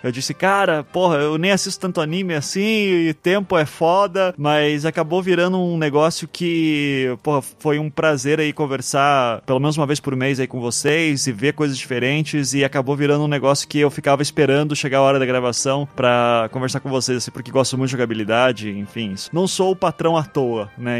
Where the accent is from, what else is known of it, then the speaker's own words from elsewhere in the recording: Curitiba, Paraná, Brazil; eu sou de Curitiba